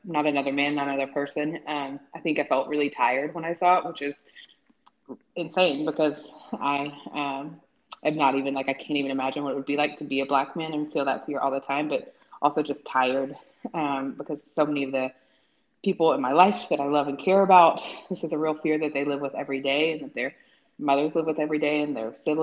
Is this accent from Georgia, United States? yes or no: no; Tennessee, United States; grow up in Tennessee, like I grew up around a lot of folks